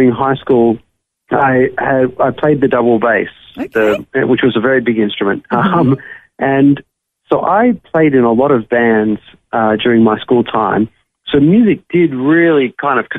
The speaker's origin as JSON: {"language": "English", "town": "Sydney", "region": "New South Wales", "country": "Australia", "tie": "born or raised there", "moved": "as an adult", "lives_now": "Nashville, United States", "said": "life was great growing up in Sydney."}